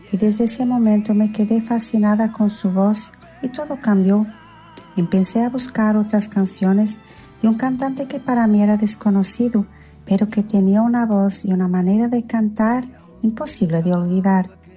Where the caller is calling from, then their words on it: Porto, Porto District, Portugal; de Oporto, Portugal.